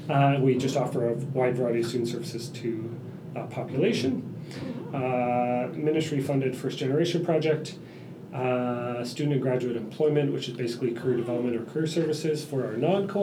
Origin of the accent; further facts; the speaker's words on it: Burlington, Ontario, Canada; born there; Burlington, Ontario.